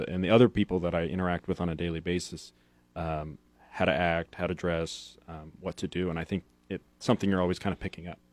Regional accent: Hastings, Nebraska, United States; moved away as an adult; also born or lived in Lincoln, Nebraska; I'm actually from Hastings

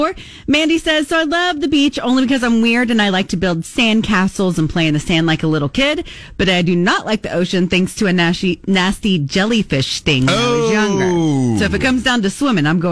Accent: Oklahoma, United States; I'm from Oklahoma

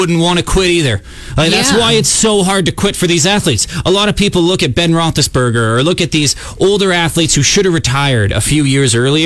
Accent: Saskatoon, Saskatchewan, Canada

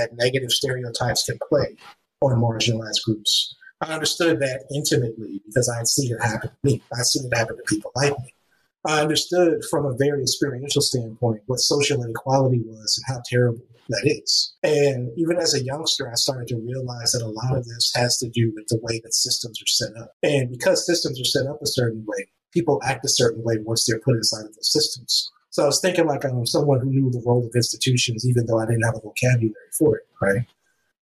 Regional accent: California, United States; I'm from California, so it made sense to pick Spanish as the other language to learn

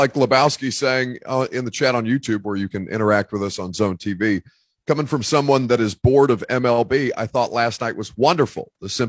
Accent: Indiana, United States; the state that I was born in Indiana.

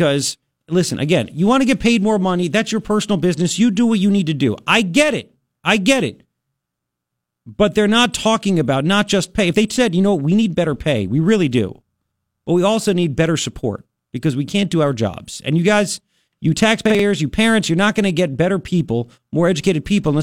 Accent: New York, United States; moved away; I grew up in New York

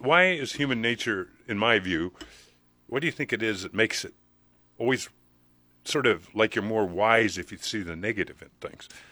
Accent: Nebraska, United States; I was born in Nebraska. I don't know why I was born on a farm.

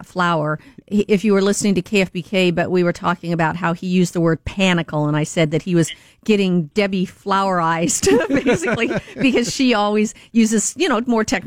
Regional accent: Washington, United States; moved away; they're living up in Washington State, which is my home state

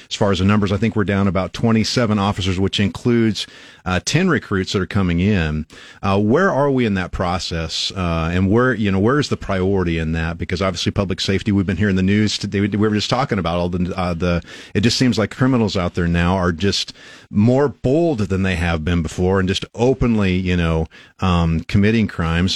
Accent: Albion, Nebraska, United States; now in Lincoln, United States; I'm originally from Albion, about two and a half hours northwest of here

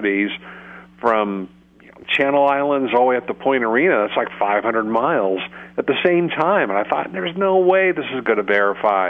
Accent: Santa Rosa, California, United States; when I was growing up in Santa Rosa

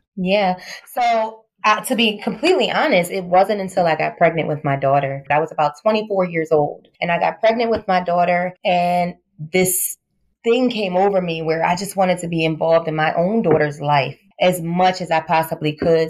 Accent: Philadelphia, Pennsylvania, United States; Yes, I am from Philadelphia, West Philadelphia, born and raised.

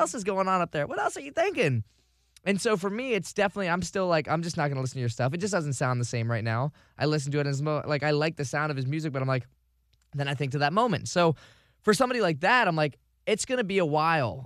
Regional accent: Vero Beach, Florida, United States; now in Tampa Bay, United States; moving to Tampa Bay from Vero Beach, my hometown

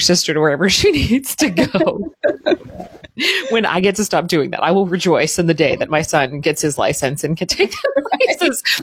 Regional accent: Southern Indiana, United States; also born or lived in Cleveland; I'm from Southern Indiana, basically Louisville

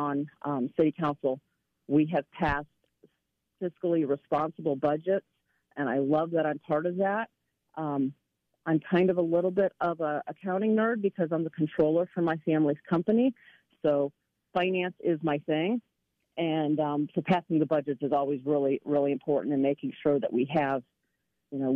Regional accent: Tallmadge, Ohio, United States; I was born and raised here in Tallmadge. I've lived here my whole entire life

